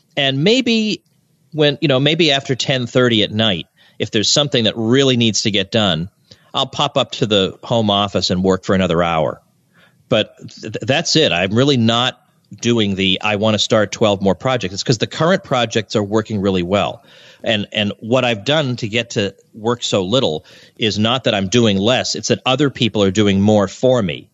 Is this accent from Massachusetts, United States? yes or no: yes; Massachusetts, United States; moved away as an adult; also born or lived in Kansas; now in Florida, United States; but I grew up in Massachusetts.